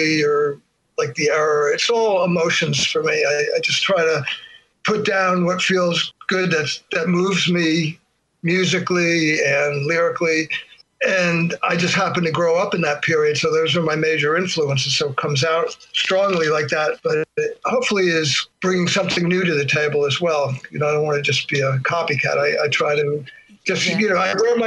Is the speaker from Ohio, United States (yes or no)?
no; Plainfield, New Jersey, United States; Growing up in Plainfield